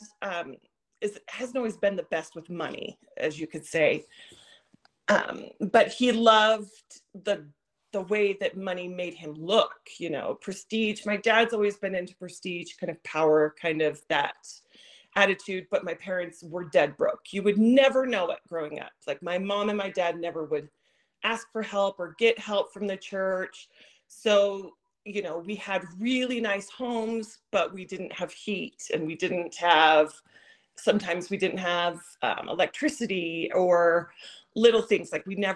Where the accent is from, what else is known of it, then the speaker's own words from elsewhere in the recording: Washington, United States; moved away as an adult; also born or lived in Idaho / Nevada / Colorado / Arizona; now in Utah, United States; I'm originally from Washington State